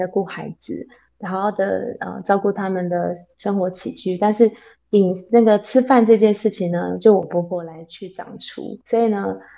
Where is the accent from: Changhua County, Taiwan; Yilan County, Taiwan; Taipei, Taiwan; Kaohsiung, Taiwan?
Taipei, Taiwan; moved away as an adult; now in Taichung, Taiwan; 我是台北人，从小到大都是住在台北，然后是跟跟跟我先生结婚以后，其实刚开始我们都还是在台北住一个房子，